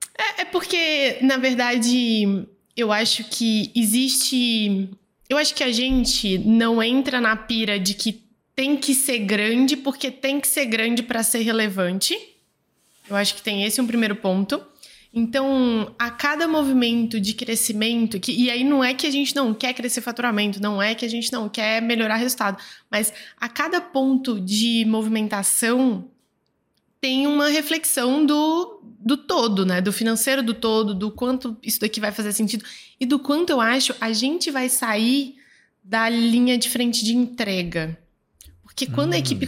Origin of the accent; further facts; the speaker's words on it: Goiânia, Goiás, Brazil; aqui em Goiânia, eu sou de Goiânia